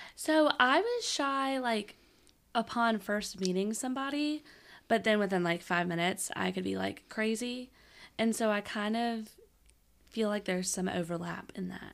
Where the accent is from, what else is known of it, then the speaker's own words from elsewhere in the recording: Shreveport, Louisiana, United States; I'm from Shreveport